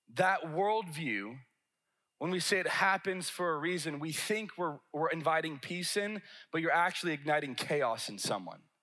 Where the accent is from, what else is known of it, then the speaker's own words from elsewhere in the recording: the South, United States; I'm from a big city from the South.